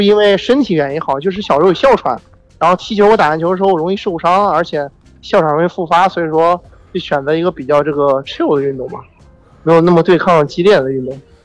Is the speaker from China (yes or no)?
yes; Zhengzhou, Henan, China; 对，我是郑州人